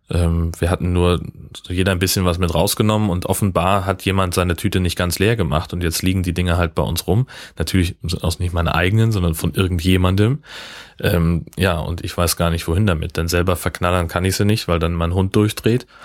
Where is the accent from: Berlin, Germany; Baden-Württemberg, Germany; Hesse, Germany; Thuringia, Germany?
Hesse, Germany; Nee, Heimatdorf da wo ich groß geworden bin, äh, in Hessen, äh, da gibt's